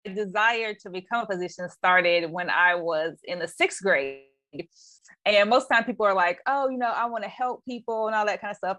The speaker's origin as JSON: {"language": "English", "town": "Anderson", "region": "Indiana", "country": "United States", "moved": "yes", "lives_now": "Bay Area, United States", "said": "I am actually originally from um, a city called Anderson, Indiana. Uh, currently, I live in the Bay Area of California."}